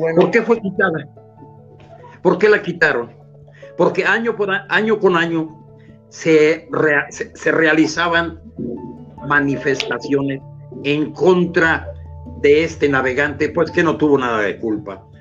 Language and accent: Spanish; Mexico; Nosotros que somos ni españoles ni indígenas, sino somos una mezcolanza, somos criollos, somos una raza